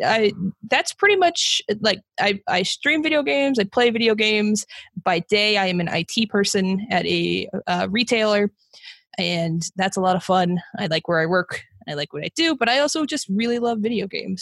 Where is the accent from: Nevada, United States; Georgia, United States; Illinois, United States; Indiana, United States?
Nevada, United States; Las Vegas; I'm I'm from Vegas. Uh, I have lived other places, but I've been here since like kindergarten